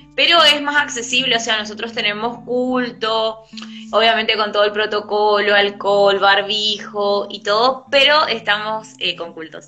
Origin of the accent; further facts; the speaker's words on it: El Colorado, Formosa, Argentina; moved away as an adult; now in Presidencia Roque Sáenz Peña, Argentina; soy de Argentina. Eh, específicamente soy de Formosa, eh, soy del Colorado Formosa